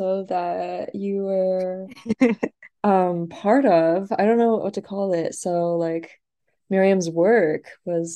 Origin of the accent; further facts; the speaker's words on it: Boston, Massachusetts, United States; moved away as an adult; now in Columbus, United States; growing up in Boston and then like coming to Columbus